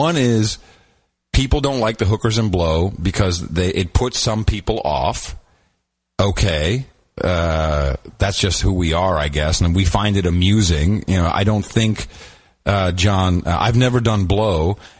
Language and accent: English; Amsterdam, North Holland, Netherlands; moved away; I grew up in Amsterdam.